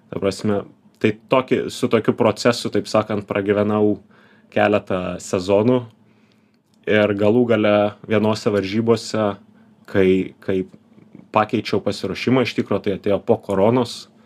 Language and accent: Lithuanian; Panevėžys, Panevėžys County, Lithuania; Aš kilęs iš Panevežio